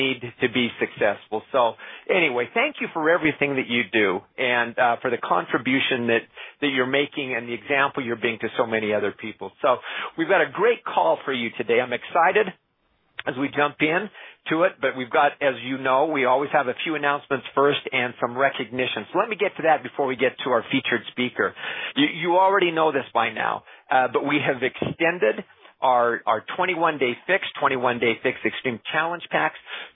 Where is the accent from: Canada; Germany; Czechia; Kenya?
Canada; I'm Canadian